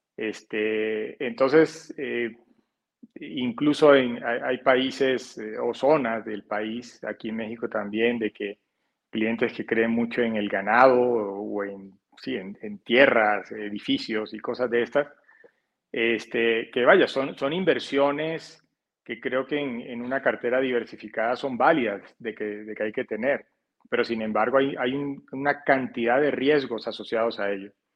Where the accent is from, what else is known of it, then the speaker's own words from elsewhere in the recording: Barranquilla, Atlántico, Colombia; moved away as an adult; also born or lived in Canada; yo soy de la zona norte de Colombia, en la, en la costa atlántica de la ciudad de Barranquilla. Y de, digamos, por eso de pronto mi acento puede ser un poco distinto al de otros colombianos